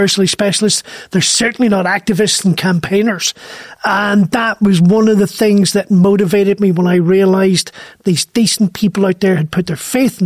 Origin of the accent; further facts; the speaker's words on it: Derry, Northern Ireland, United Kingdom; Derry, the town I grew up in.